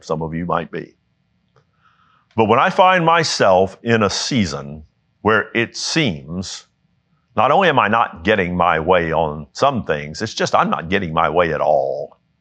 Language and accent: English; United States; I was born in the United States